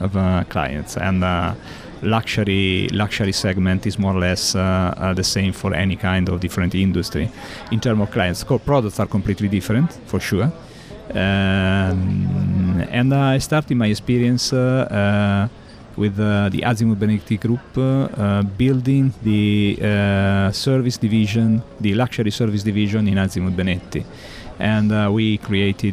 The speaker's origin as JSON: {"language": "English", "town": "La Spezia", "region": "Liguria", "country": "Italy", "tie": "born or raised there", "second_language": "English", "said": "in Italia, I was born at seaside in La Spezia, close to... La Spezia is an area, is in Liguria"}